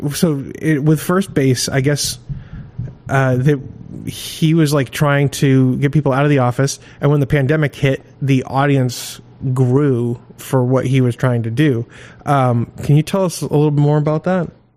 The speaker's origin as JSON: {"language": "English", "region": "Maine", "country": "United States", "tie": "born or raised there", "said": "I grew up in Maine"}